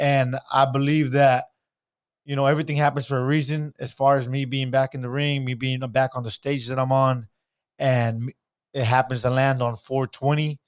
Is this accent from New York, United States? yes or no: no; Stockton, California, United States; I'm from Stockton.